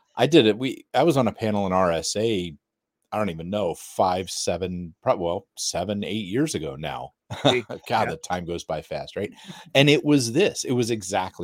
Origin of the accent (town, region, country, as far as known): United States